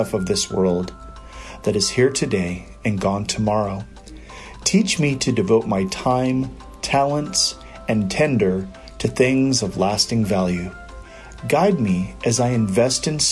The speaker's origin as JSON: {"language": "English", "region": "Iowa", "country": "United States", "tie": "born or raised there", "also_born_or_lived": "Albuquerque, New Mexico", "moved": "yes", "said": "Growing up in Iowa"}